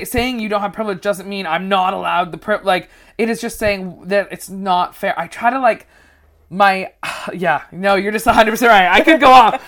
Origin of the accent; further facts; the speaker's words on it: Vancouver, British Columbia, Canada; moved away as an adult; also born or lived in Toronto; now in United Kingdom; I'm a Canadian comedian. I moved to the U K in March of this year